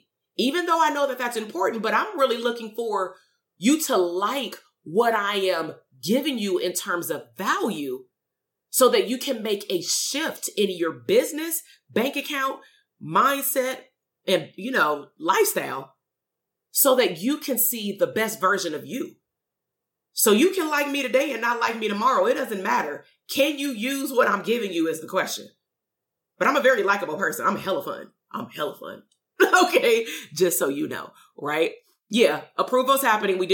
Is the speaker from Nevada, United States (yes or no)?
no; Compton, California, United States; moved away as an adult; I'm from the hood. I'm from Compton. We moved out 2.5 years ago. I'm still very much from Compton.